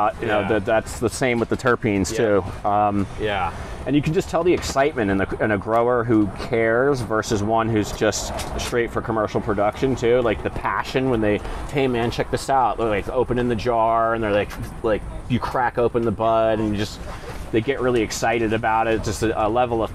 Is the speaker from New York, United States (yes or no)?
yes; New York, United States; moved away; a New Yorker